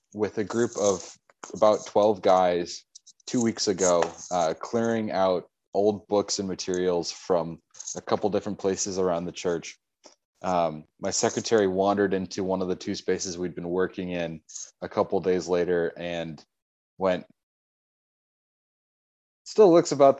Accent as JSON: {"language": "English", "town": "Minneapolis", "region": "Minnesota", "country": "United States", "tie": "born or raised there", "said": "we're growing up in the Twin Cities"}